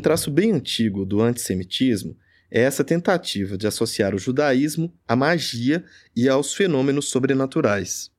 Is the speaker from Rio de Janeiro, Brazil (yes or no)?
no; Jequitinhonha Valley, Minas Gerais, Brazil; quando eu era criança no Vale do Jequitinhonha, em Minas Gerais